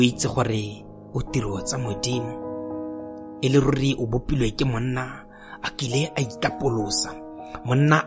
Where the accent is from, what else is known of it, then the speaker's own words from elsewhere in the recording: Botswana; first language Setswana; English is a second language; I am a poet from Botswana.